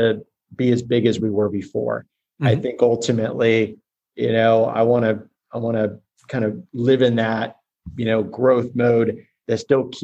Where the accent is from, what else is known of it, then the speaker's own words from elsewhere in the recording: Orlando, Florida, United States; I grew up in Orlando. I'm homegrown